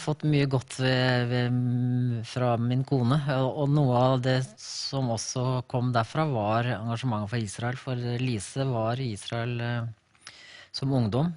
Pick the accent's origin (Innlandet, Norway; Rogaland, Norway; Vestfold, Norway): Vestfold, Norway; Larvik; Jeg er født og oppvokst bare to kilometer unna der vi nå bor.